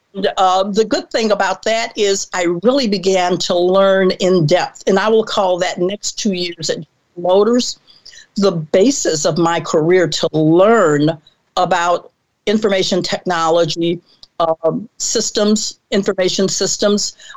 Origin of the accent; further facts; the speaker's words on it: Mobile, Alabama, United States; I was born and raised in Mobile, Alabama